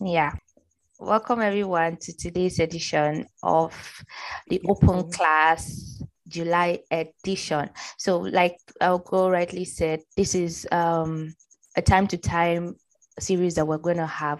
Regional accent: Middle Belt, Nigeria; also born or lived in Borno State; I'm from the Northeast, Borno State particularly, but I grew up in the uh, middle belt

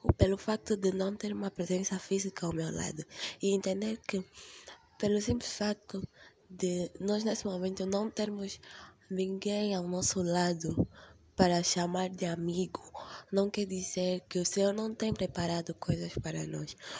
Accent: Angola; sou de Angola, vivo em Luanda, na capital

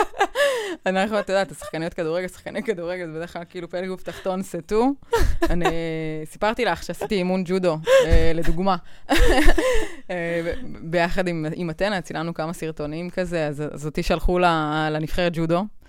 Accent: Israel; אנחנו בישראל

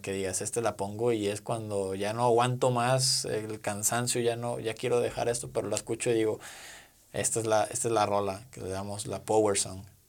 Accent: Mexico; como mexicanos

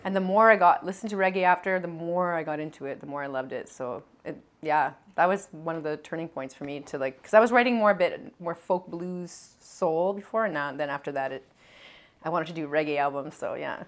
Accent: Edmonton, Alberta, Canada; now in Montreal, Canada; This is all in Alberta. Yeah, I grew up in Edmonton.

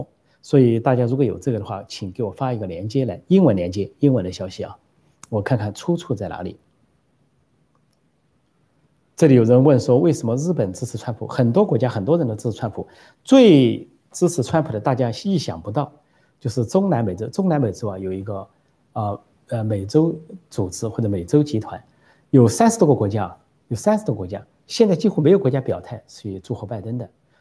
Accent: Guangdong, China; now in Taiwan; 我海广东的，我海台湾，就是我在我是广东人，我在台湾。

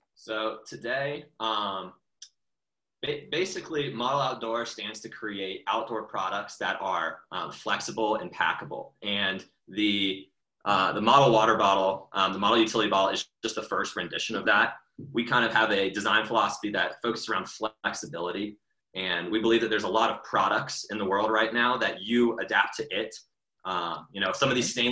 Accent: Atlanta, Georgia, United States; I grew up in Atlanta

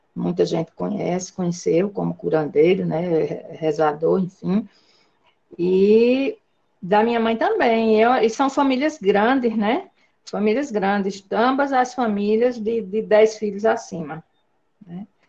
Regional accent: Mororó, Brazil; born or raised there; also born or lived in São Bernardo do Campo, São Paulo

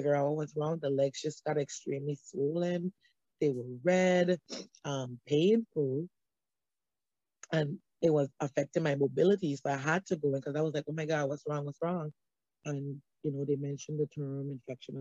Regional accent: St. Thomas, U.S. Virgin Islands; moved away as an adult; I'm originally from St. Thomas, U.S. Virgin Islands

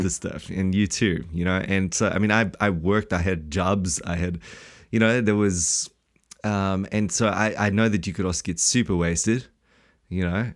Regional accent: South Africa; now in New Zealand; we're from South Africa

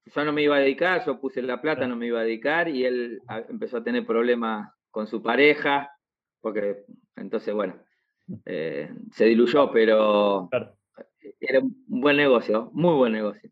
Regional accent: Moreno, Buenos Aires Province, Argentina; soy de Moreno

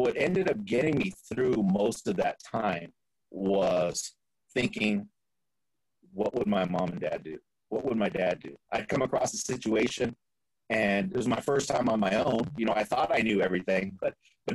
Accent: Fresno, California, United States; also born or lived in East Los Angeles; now in Florida, United States; my hometown, Fresno

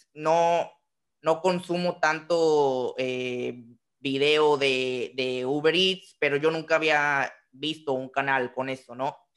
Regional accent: Tampico, Tamaulipas, Mexico; Yo soy de, Tamaulipas, entonces somos, ah. estamos colindando en, en estados de Tampico

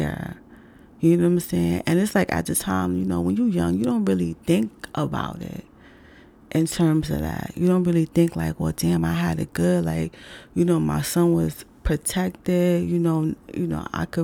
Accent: New York City, New York, United States

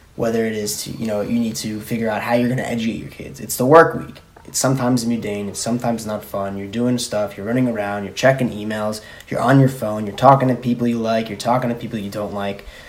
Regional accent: Plainview, New York, United States; I'm from Plainview.

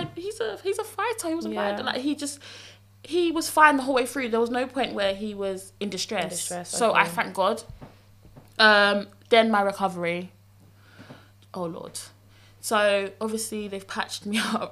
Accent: London, United Kingdom; I'm from South London

